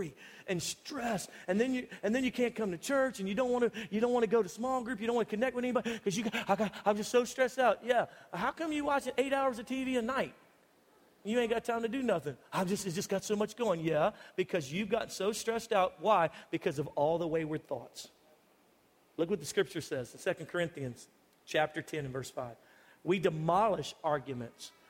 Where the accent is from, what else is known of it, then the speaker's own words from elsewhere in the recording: United States; I'm typical American